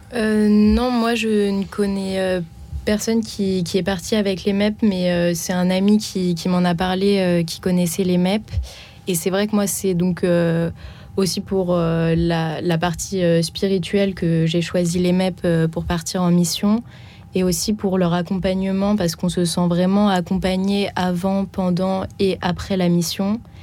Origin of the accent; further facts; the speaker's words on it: Reims, Grand Est, France; moved away as an adult; now in Paris, France; je suis originaire de Reims